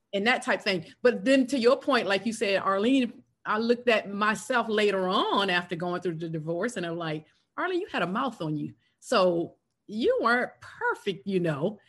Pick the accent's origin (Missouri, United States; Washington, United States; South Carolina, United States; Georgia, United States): South Carolina, United States; born or raised there; moved away as an adult; now in Atlanta, United States